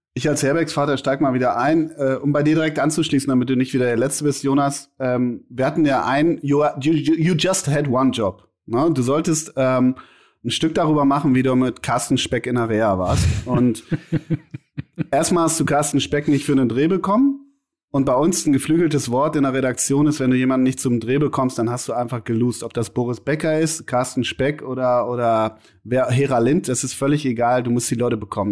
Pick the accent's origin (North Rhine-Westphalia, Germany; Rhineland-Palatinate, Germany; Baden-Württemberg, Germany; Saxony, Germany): North Rhine-Westphalia, Germany; Münster; in der Halle Münsterland, in Münster, in meiner Heimat